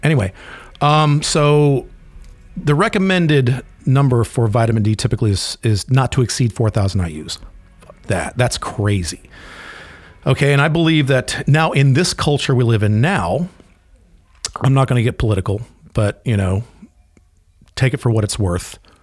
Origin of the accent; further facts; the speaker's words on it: Florida, United States; I grew up in Florida